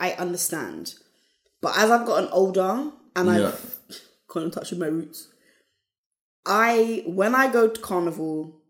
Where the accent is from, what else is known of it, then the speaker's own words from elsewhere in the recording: Jamaica; I'm Jamaican. You're Jamaican. We don't fuck with soca like that.